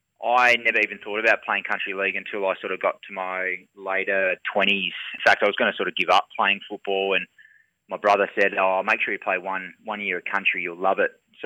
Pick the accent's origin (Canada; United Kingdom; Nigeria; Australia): Australia; East Fremantle, Western Australia; I grew up in East Fremantle as well. So spent many years there